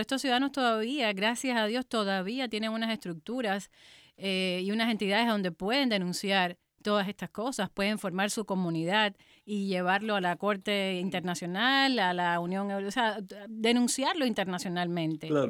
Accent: Cuba; moved away as an adult; yo nací y me crié en Cuba, salí a los 29 años

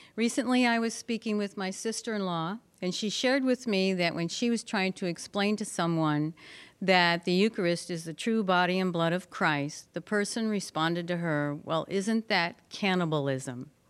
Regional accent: Colorado Springs, United States; Colorado Springs, mainly south of there

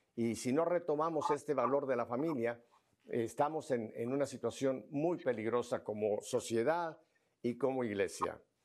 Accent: northern Asturias, Spain; donde yo procedo, yo procedo del norte de Asturias

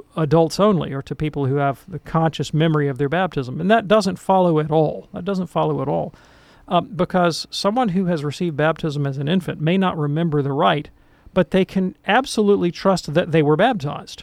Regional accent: Birmingham, Alabama, United States; I grew up in Protestant land here in Birmingham, Alabama, one of the most Protestant cities in America

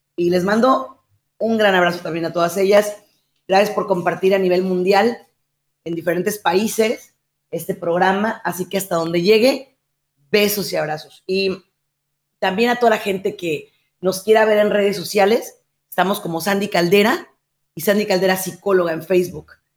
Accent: Mexico; en mi país, en México

